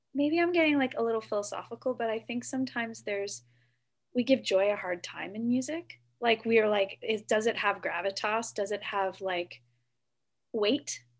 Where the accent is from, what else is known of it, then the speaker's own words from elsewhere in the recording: Whitby, Ontario, Canada; now in Toronto, Canada; I grew up in Whitby, Ontario just down the road from Kingston. I now live in Toronto